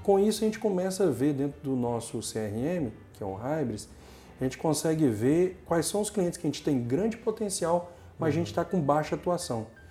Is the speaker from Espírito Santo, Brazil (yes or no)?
yes; Linhares, Espírito Santo, Brazil; also born or lived in Mucurici, Espírito Santo; Eu nasci em Linhares